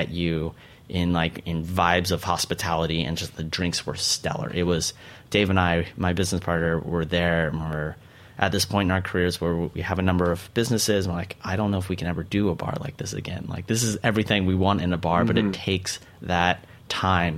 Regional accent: Central Oregon, United States; Real classy kids in Central Oregon

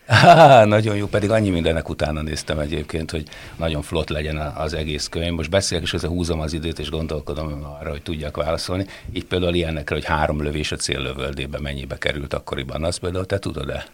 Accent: Kisvárda, Szabolcs-Szatmár-Bereg, Hungary; moved away as an adult; also born or lived in Debrecen; odahaza Kisvárdán

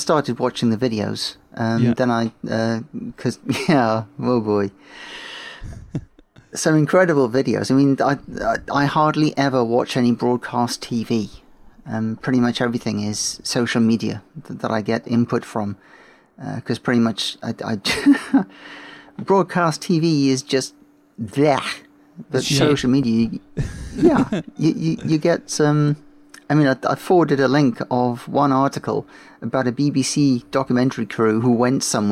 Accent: South Wales, United Kingdom; moved away as an adult; also born or lived in Sheffield / Folkestone; now in Horsted Keynes, United Kingdom; I was born in South Wales and lived there for the first 20 years.

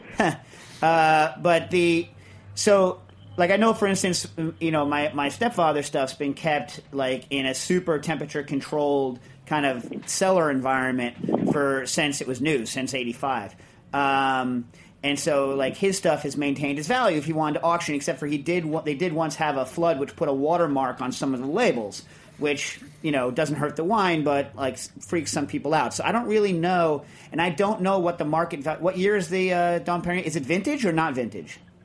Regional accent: United States; I'm an American

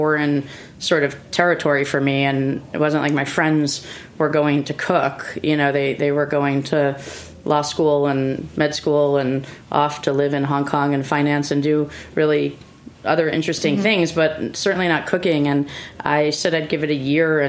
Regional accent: New Haven, Connecticut, United States; also born or lived in Chicago / Italy; now in New York, United States; I grew up in New Haven, Connecticut

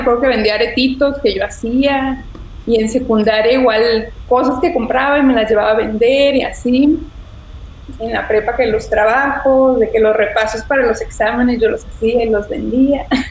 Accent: Ciudad Victoria, Tamaulipas, Mexico; soy de Ciudad Victoria, igual que tú. Este, allá nací, allá estudié

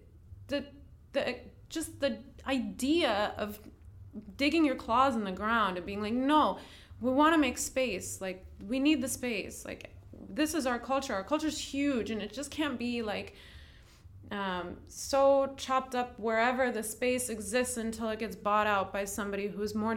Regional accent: Westchester, New York, United States; also born or lived in Upper West Side, Manhattan; now in Bushwick, Brooklyn, United States; I grew up in Westchester

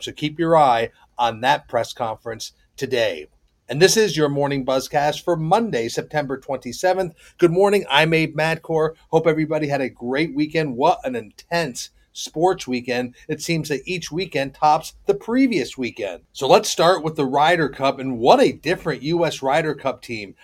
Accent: Charlotte, North Carolina, United States; my hometown of Charlotte, North Carolina

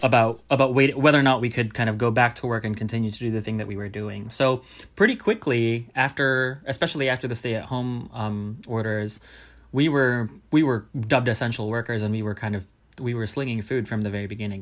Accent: Southern California, United States; born or raised there; also born or lived in Manila, Philippines / Berkeley, California; now in New York City, United States

